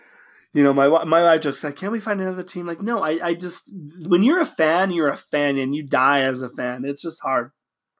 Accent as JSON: {"language": "English", "region": "Utah", "country": "United States", "said": "I'm from Utah."}